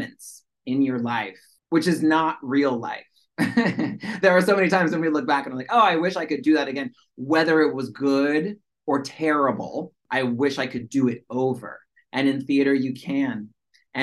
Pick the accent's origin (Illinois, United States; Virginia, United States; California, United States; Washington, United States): Washington, United States; first language American Sign Language; moved away as an adult; now in New York, United States; I grew up in Washington State, so like that's very far away from New York City.